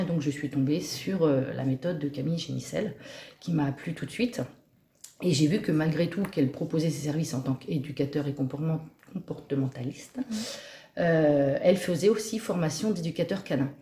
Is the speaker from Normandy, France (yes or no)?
yes; Auvers, Normandy, France; je vis euh, ici depuis euh, toute petite. Je suis native quasiment de cette commune